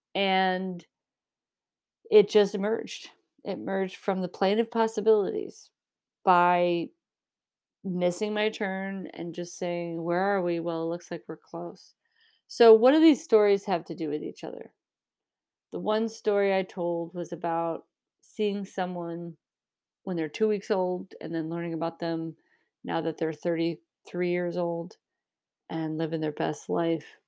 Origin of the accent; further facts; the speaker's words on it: Michigan, United States; I grew up in Michigan